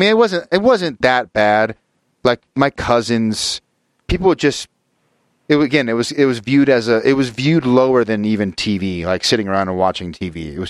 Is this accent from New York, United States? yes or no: no; Utah, United States; But I think partially I grew up in Utah and Utah County, which especially in the 80s and 90s was literally like 98% Mormon.